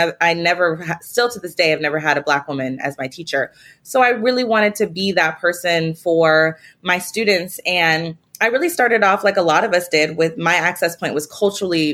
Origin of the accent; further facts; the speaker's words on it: Spokane, Washington, United States; I'm from Spokane, Washington, small town